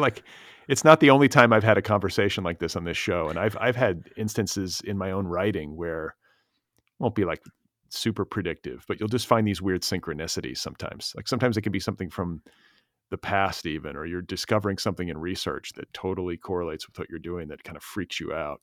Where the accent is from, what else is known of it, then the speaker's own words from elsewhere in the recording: United States; as an American reader